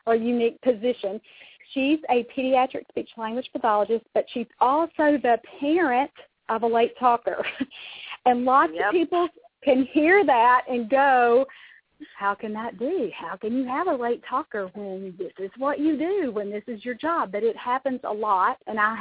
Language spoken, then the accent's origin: English; Louisville, Kentucky, United States; Louisville, Kentucky, my hometown